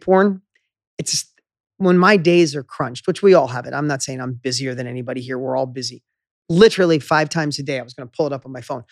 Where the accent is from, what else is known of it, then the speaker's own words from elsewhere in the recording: upstate New York, United States; moved away; in my hometown where I grew up in upstate New York, little town of 6,000